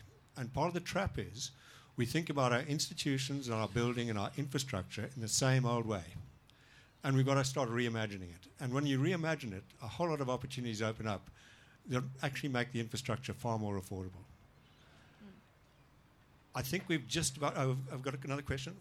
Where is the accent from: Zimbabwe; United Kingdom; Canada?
Zimbabwe; now in Melbourne, Australia; I grew up in Zimbabwe